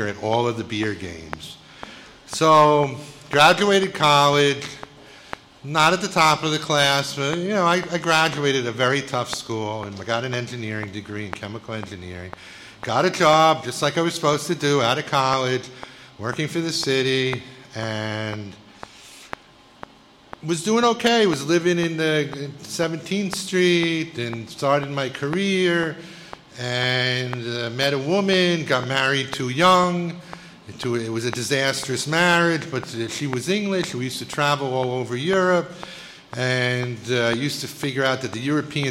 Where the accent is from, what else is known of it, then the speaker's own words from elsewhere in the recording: New York City, New York, United States; I grew up in Bayside, Queens, a middle-class neighborhood